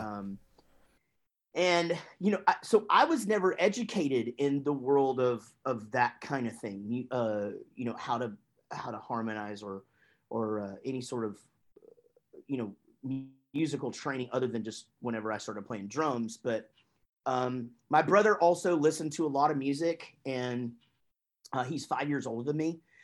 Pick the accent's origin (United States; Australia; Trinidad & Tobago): United States; Wichita Falls, Texas; moved away as an adult; also born or lived in Grapevine, Texas / Duncan, Oklahoma / Denton, Texas; my parents moved to Wichita Falls and that's where I was until the band moved to Denton, Texas.